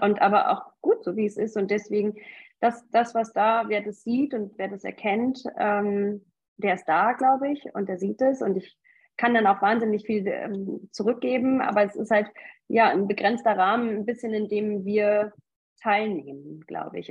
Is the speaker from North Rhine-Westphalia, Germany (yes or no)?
yes; North Rhine-Westphalia, Germany; now in Munich, Germany; Ich komme eigentlich aus Nordrhein-Westfalen, lebe aber jetzt schon sehr lange in München